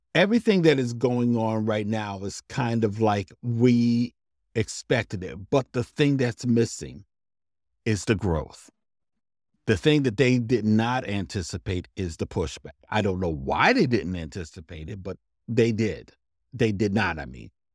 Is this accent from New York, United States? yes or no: no; New Brunswick, New Jersey, United States; I'm from New Brunswick, New Jersey